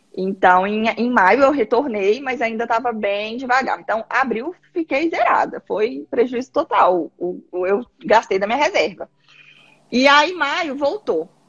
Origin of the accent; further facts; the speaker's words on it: Minas Gerais, Brazil; moved away as an adult; also born or lived in Belo Horizonte; now in Paraná, Brazil; eu sou mineira